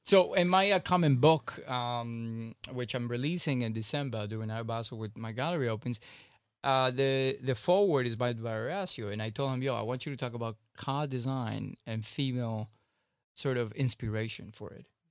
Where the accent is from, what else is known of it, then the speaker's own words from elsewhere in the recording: Miami, Florida, United States; I grew up in Miami for God's sake, South Beach.